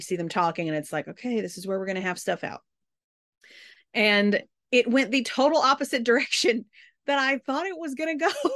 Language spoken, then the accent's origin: English; the South, United States; I'm from the South